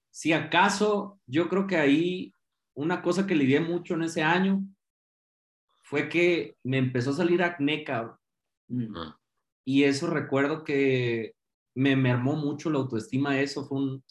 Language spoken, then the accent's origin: Spanish; Guadalajara, Jalisco, Mexico; yo crecí aquí en Guadalajara